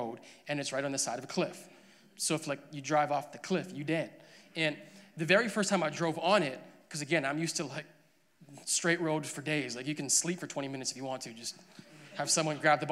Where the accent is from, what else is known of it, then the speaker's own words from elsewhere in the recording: Alberta, Canada; I was born and raised in Alberta. I'm a great Alberta boy.